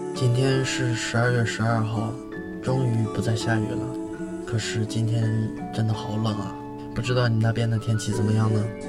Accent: Northeast China, China; moved away; 在我老家东北

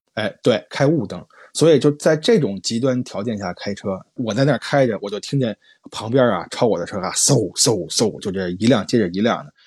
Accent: Beijing, China; moved away; 像我这种北方人啊，就像下雪下得这么凶的地方都很少见，因为毕竟我老家北京嘛，也不是东北啊

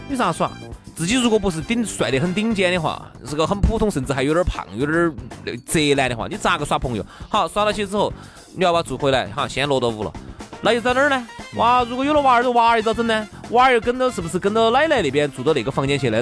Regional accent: China

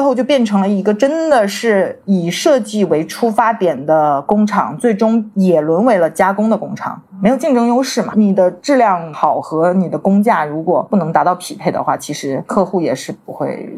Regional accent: Shenzhen, Guangdong, China; also born or lived in United Kingdom; 我在出国之前呢，其实是土生土长的深圳人嘛

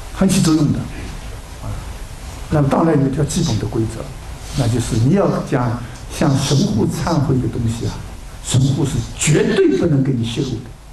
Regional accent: China; 我们中国人

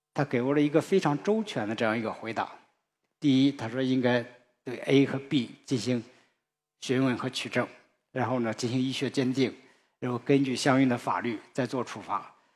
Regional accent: China; 我们中国人

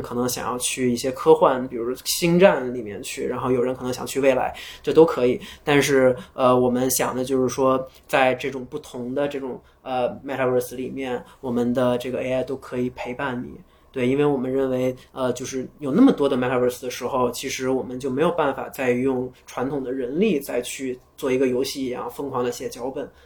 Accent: China; 我们中国人，中国人的梦想也可以走向全世界

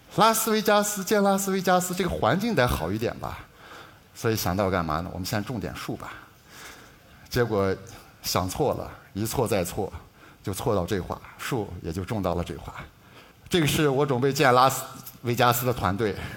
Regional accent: Alxa, Inner Mongolia, China; also born or lived in Japan; 我就出生在这样的阿拉善，是土生土长的阿拉善人

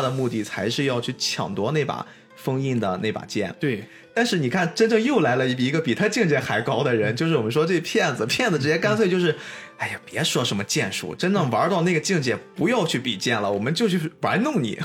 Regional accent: China; 作为一个中国人

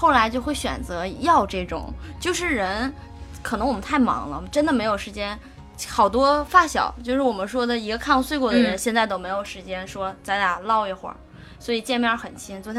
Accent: Northeast China, China; 这也能看出我们东北人的实在和实诚

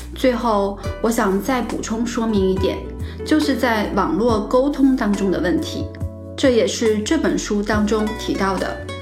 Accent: southern China, China; moved away as an adult; also born or lived in Xi'an; 我从小就在南方长大，在西安上的大学

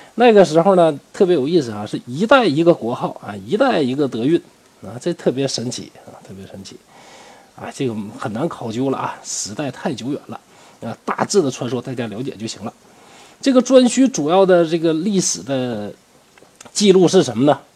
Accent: China; 我们中国人

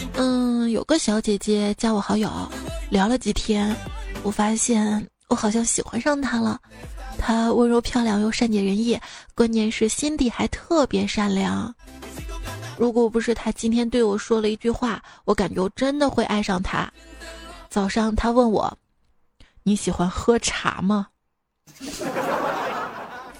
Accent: Shaanxi, China; accent: Shaanxi dialect; 用我们陕西话来说呢，就是坤得燃燃唧唧的，燃面子燃的

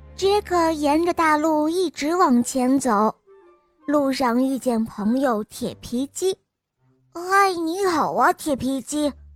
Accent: Suzhou, Jiangsu, China; 我五岁了， 我来自苏州

